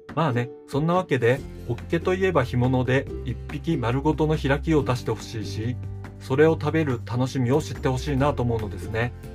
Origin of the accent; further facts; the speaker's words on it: Hokkaido, Japan; also born or lived in Tokyo; 僕は北海道で生まれ育ちました北海道が好きで人生のほとんどを北海道で過ごしているわけですが